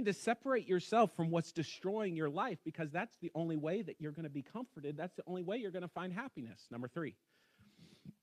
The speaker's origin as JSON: {"language": "English", "region": "West Virginia", "country": "United States", "said": "I'm from West Virginia"}